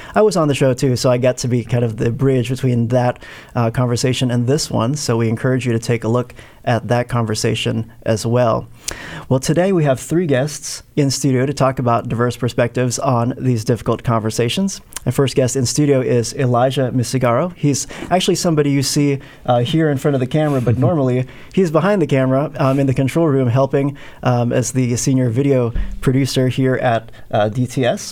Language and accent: English; Philippines; moved away as an adult; also born or lived in Evanston, Illinois / Maryland / Southern California; I was born in Evanston, but I grew up in the Philippines